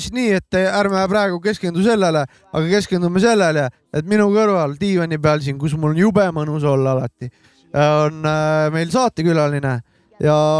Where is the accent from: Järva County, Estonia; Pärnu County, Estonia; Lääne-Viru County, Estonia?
Pärnu County, Estonia; Pärnu; meie oleme Mäkiga Pärnu poisid